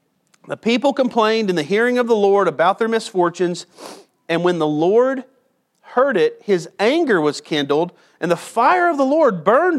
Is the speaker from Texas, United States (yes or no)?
yes; LaRue Road, near Comanche, Texas, United States; where I grew up on LaRue's, which now they've changed the name of it. Now they just call it LaRue.